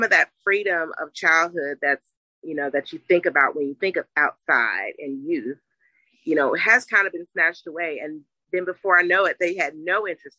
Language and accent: English; West Virginia, United States; I'm from West by God, Virginia. So I'm a country girl